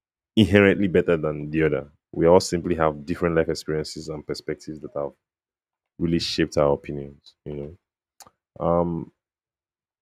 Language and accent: English; Delta, Nigeria; I grew up in Delta State